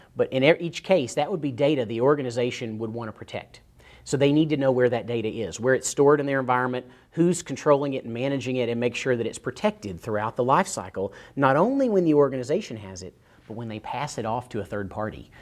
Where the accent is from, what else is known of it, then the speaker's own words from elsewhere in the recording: East Tennessee, United States; I grew up in East Tennessee